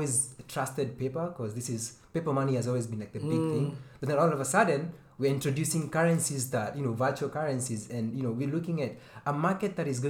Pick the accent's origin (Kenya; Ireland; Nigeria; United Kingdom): Kenya; I'm Kenyan.